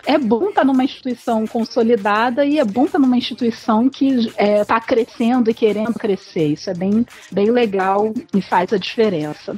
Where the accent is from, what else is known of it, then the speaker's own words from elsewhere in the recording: Rio de Janeiro, Brazil; eu sou aqui do Rio de Janeiro